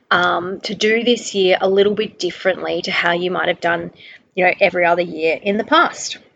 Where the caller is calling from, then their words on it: Brisbane, Queensland, Australia; um, also known as a balanced nutritionist, and I'm recording from Brisbane, Australia.